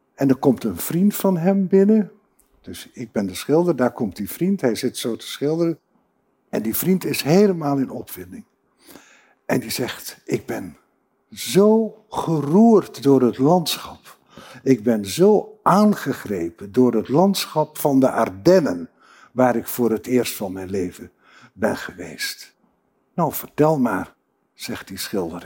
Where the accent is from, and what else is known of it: Groningen, Netherlands